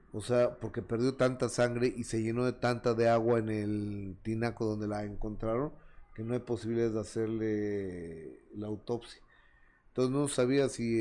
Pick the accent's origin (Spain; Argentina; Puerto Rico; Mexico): Mexico; mi país, en México